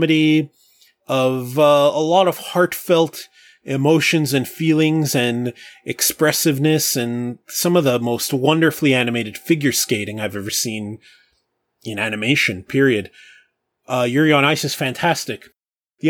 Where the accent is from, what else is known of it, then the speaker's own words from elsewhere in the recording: Canada; I'm Canadian